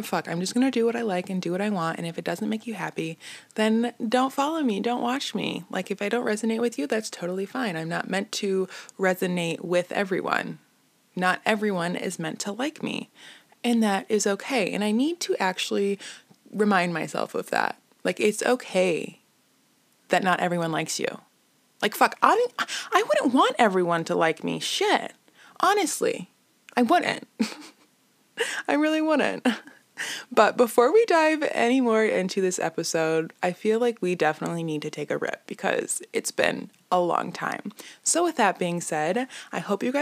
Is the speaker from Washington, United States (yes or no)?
no; Illinois, United States; I'm from Illinois